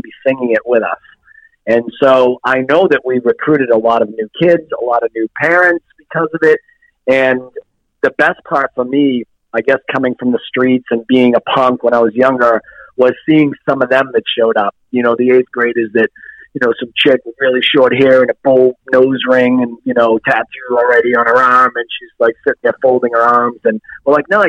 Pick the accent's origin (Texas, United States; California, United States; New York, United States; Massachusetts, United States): Massachusetts, United States; Lawrence; moved away as an adult; now in New Hampshire, United States; in Lawrence, Massachusetts, where I grew up